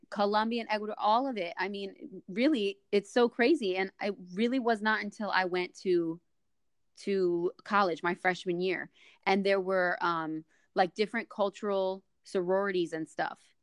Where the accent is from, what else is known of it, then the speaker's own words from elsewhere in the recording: New Jersey, United States; moved away as an adult; now in Florida, United States; You guys are up in in Jersey, my homeland, my home state